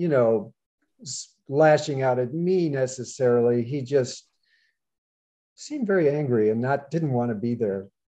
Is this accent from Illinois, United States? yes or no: yes; Chicago, Illinois, United States; moved away; Chicago, but I'm going to California